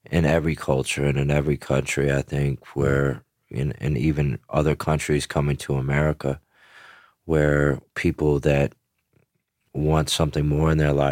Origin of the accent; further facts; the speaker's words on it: Memphis, Tennessee, United States; born there; also born or lived in Greenville, Mississippi; I was born in Memphis, Tennessee, and, and moved to Greenville, Mississippi. And my father's side of the family was in a small town in Texas called Vernon.